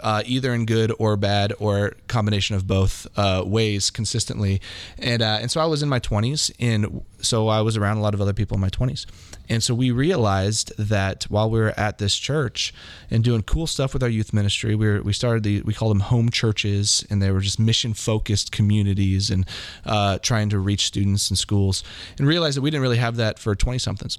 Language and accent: English; Kansas City, Missouri, United States; also born or lived in Hawaii / Manhattan, Kansas; I basically grew up in Kansas City since then. So Kansas City has been my home since I was very little